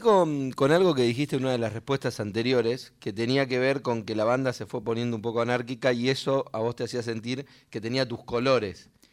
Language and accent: Spanish; Monte Chingolo, Buenos Aires Province, Argentina; somos eh, nacidos y criados en la misma ciudad